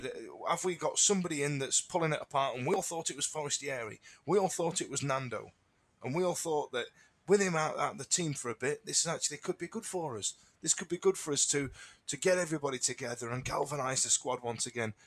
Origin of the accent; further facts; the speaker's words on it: Yorkshire and the Humber, United Kingdom; born in Thatcher's Britain in the eighties, growing up in South Yorkshire